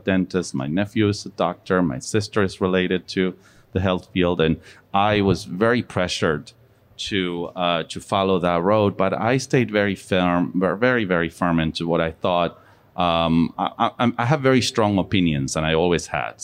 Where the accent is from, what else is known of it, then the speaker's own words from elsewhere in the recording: Buenos Aires, Argentina; moved away as an adult; now in United States; I grew up in Argentina. I'm from Buenos Aires, Argentina. And I came to America when I was 19.